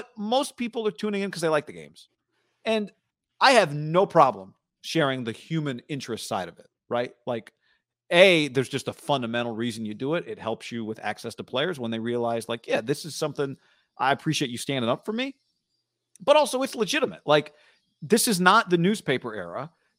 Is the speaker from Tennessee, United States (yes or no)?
no; Mendota, California, United States; Funny thing is, I'm originally from Mendota, rival town about 10 minutes away.